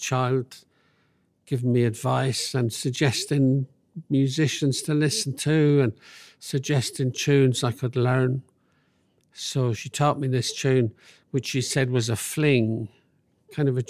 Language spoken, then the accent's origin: English; London, United Kingdom; I grew up in London